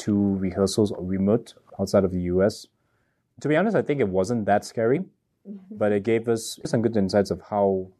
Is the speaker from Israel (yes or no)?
no; Malaysia; I'm from Malaysia